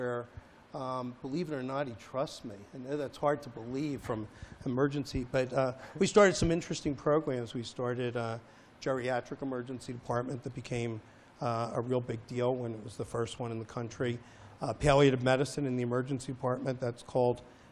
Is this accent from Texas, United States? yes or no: no; Philadelphia, Pennsylvania, United States; I grew up in Philadelphia